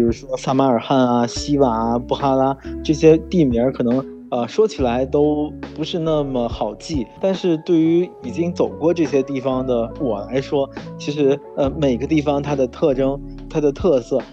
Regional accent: China; 在我们中国人的心目中就是从小就会有这样的一个形象

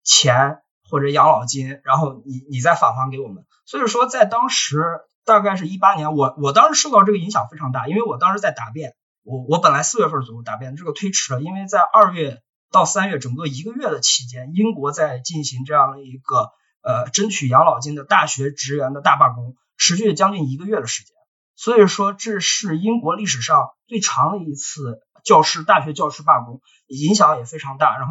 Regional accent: China; 当然说，这个中文是我们作为中国人的一项语言上的非常大的优势

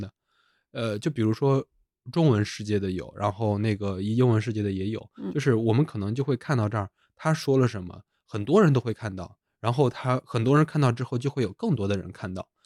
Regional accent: China; 我们中国人

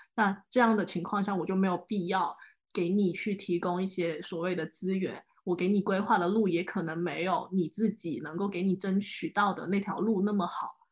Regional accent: Guangzhou, Guangdong, China; 我算是广州的土著，就是我们家网上数个十几倍都还，都是在广州的

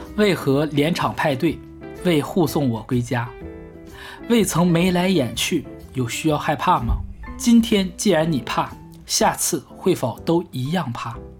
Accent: China; 我们中国人

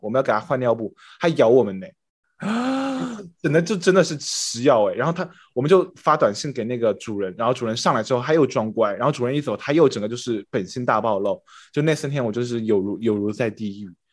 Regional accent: China; moved away; 我就是 中国人

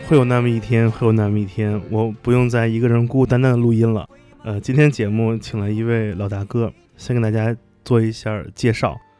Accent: Beijing, China; 因为我小时候在北京嘛

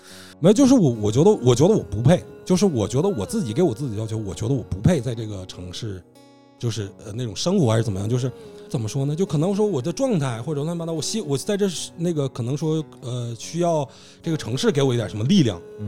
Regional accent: Northeast China, China; moved away as an adult; 我们家乡走得不少人

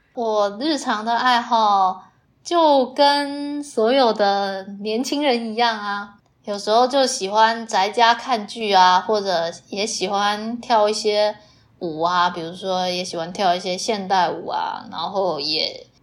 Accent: Fujian, China; accent: 地瓜腔 (Fujian-accented Mandarin); 原谅我的地瓜腔就行了

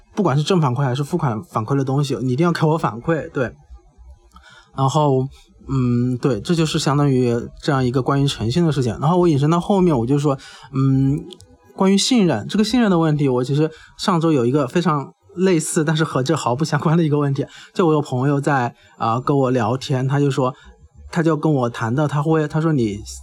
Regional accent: Hubei, China; moved away; 我本身是湖北人嘛

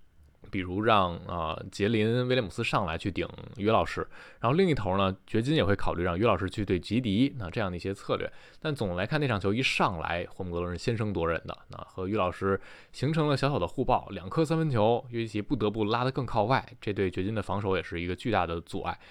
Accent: Taichung, Taiwan; 又见面了

